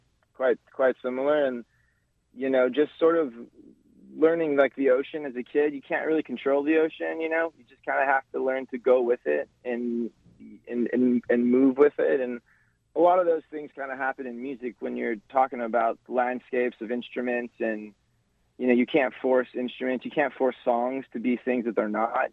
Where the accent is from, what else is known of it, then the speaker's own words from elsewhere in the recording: Hawaii, United States; also born or lived in California; I'm a Hawaiian musician playing indie rock